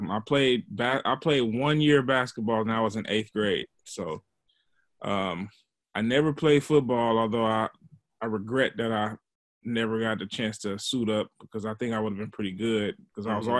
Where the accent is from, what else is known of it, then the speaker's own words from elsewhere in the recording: Oakland, California, United States; I grew up off of 55th Avenue